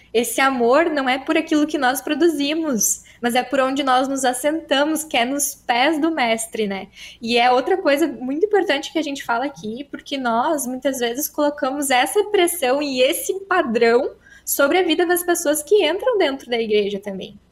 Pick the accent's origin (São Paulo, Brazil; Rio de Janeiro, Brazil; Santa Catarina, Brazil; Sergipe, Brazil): Santa Catarina, Brazil; Timbó; accent: mixed Catarinense and Gaúcho; estou falando de Santa Catarina, mais precisamente na região de Timbó, fica do ladinho de Blumenau. Mas a gente tem uma certa influência do Rio Grande, então meu sotaque é um pouco misturado, assim, né? Um pouco Catarina, com um pouco de Rio Grande também.